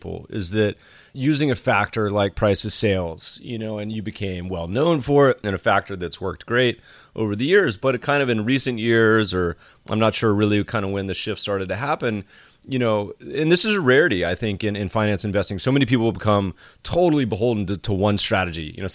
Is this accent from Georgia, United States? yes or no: no; Colorado and North Carolina, United States; moved away; I grew up mostly in Colorado and North Carolina